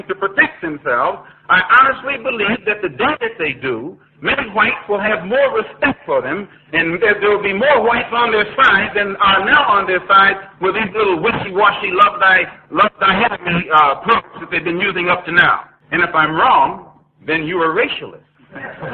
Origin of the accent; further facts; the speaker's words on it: United States; I'm also an American Negro. And I live in a society